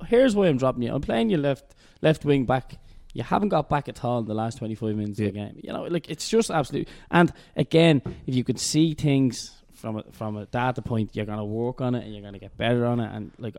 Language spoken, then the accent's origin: English; Dublin, Leinster, Ireland; I'm obviously from Kilnarn.